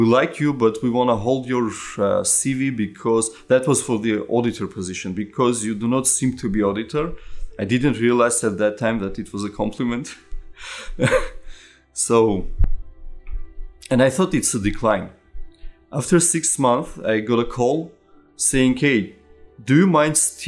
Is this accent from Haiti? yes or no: no; Yerevan, Armenia; I was born in Armenia, in Yerevan, in 1982